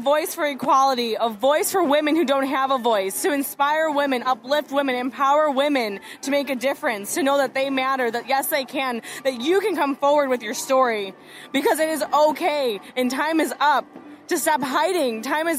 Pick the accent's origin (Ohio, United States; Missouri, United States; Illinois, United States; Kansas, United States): Illinois, United States; Chicago; moved away as an adult; now in Los Angeles, United States; I'm from Chicago. I moved to LA about a year and a half ago now.